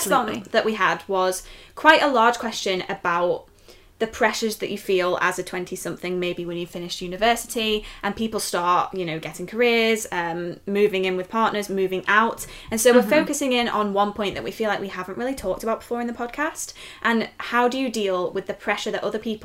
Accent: near Liverpool, North West England, United Kingdom; moved away as an adult; also born or lived in Leeds; now in York, United Kingdom; I grew up near Liverpool

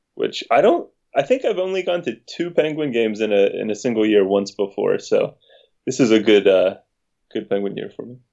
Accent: West Virginia, United States; moved away

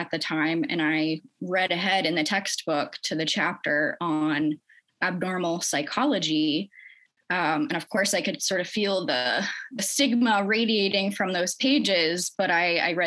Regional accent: St. Petersburg, Florida, United States; my hometown in St. Petersburg, Florida

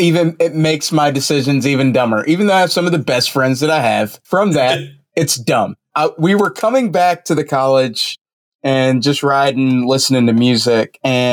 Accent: Atlanta, Georgia, United States; I grew up near Hartsfield Airport, so I know what a plane light looks like.

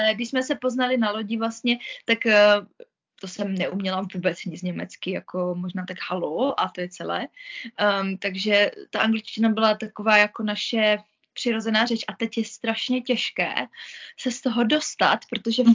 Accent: Moravia, Czechia; moved away as an adult; also born or lived in Mikulov; now in Zug, Switzerland; já jsem byla na Moravě u nás doma

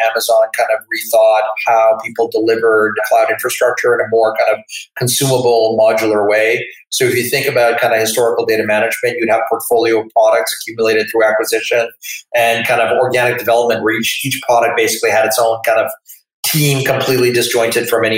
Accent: Manitoba, Canada; I come from Manitoba and we regarded ourselves as friendly

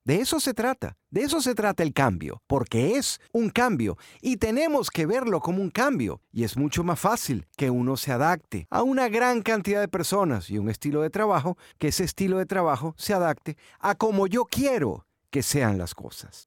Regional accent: Venezuela; moved away as an adult; en mi país, en Venezuela

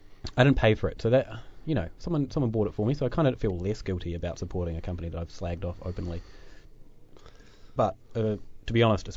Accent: New Zealand; accent: Kiwi; My Kiwi accent, you know. vowels are we can't distinguish between too many vowels.

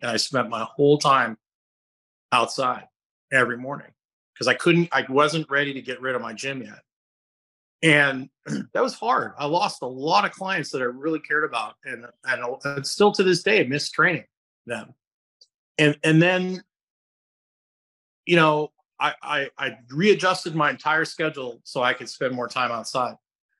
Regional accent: Scotland, United Kingdom; I went to Nicaragua And I spend so much time outside in the morning, and I'm Scottish.

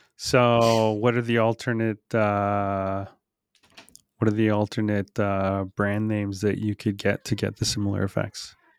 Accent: Canada; we're all Canadian

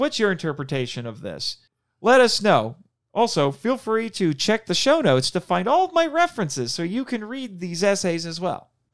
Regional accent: Indiana, United States; I'm from Indiana

